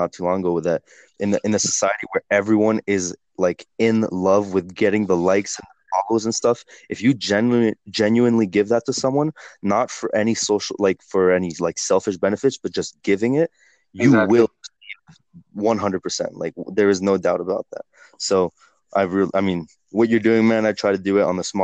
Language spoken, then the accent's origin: English; Costa Rica; moved away; I grew up in Costa Rica from the age of 4, and we went to like a really incredible school over there, an American school, which is why I speak English like this